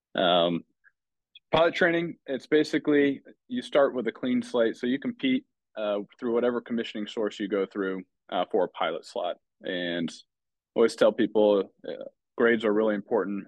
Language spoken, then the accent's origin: English; Davenport, Iowa, United States; I grew up in Davenport, Iowa.